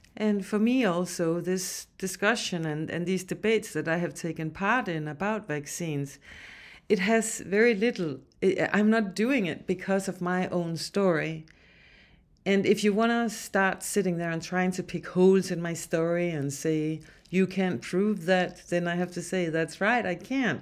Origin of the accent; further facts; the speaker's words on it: Denmark; now in Alberta, Canada; I'm from Denmark